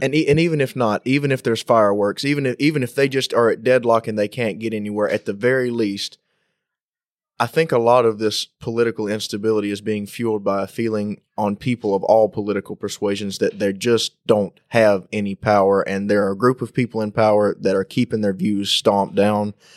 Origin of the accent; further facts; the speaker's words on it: United States; as an American